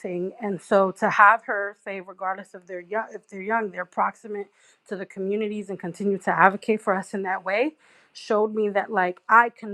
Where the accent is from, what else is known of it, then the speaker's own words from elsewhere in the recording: New York City, New York, United States; a young woman growing up in Brooklyn